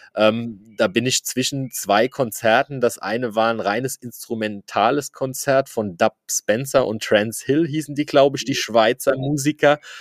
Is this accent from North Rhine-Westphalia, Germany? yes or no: no; Eich, Rhineland-Palatinate, Germany; bin auch ja aus der Ecke Eich